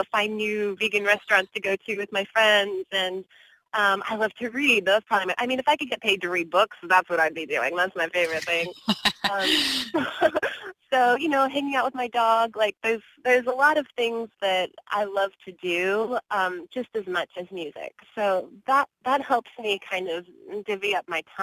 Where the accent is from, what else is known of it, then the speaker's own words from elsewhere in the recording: Bakersfield, California, United States; now in Los Angeles, United States; I am a native Californian. I was born in Bakersfield, which is a couple hours north of L.A.